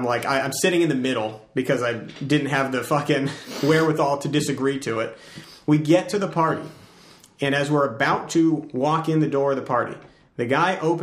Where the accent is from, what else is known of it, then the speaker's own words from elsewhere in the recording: Farmington, Connecticut, United States; moved away; I was in my hometown, which is like in the middle of, it's called Farmington. It's in CT